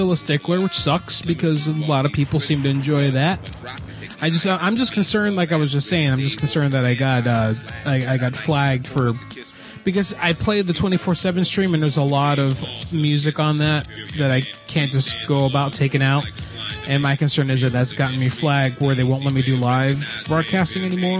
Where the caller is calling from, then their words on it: San Jose, California, United States; I'm calling from San Jose.